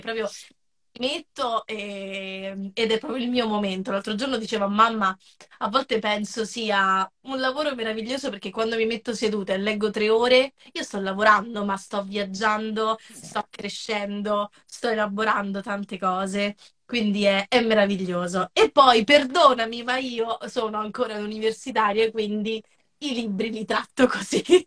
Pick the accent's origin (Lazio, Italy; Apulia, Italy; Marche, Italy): Lazio, Italy; Rieti; now in Rome, Italy; vivo a Roma, ma non sono originaria eh, di Roma, sono originaria della Sabina